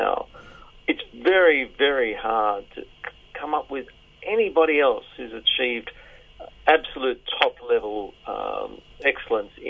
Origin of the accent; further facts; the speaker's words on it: Sydney, New South Wales, Australia; Growing up in Sydney in the 60s and 70s, I was a suburban kid raised on Countdown